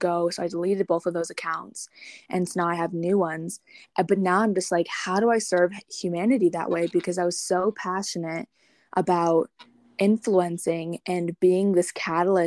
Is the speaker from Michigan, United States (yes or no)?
yes; Michigan, United States; now in Colorado, United States; I'm from Michigan, but I'm living in Colorado, and I'll be heading out to Washington.